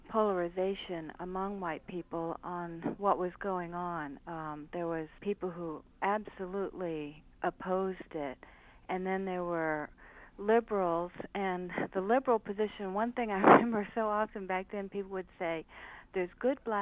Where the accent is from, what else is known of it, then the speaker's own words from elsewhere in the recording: Florida, United States; now in Baltimore, United States; I grew up in Florida, but my my stepfather's family were from Georgia, and we used to go to Georgia and South Carolina every summer.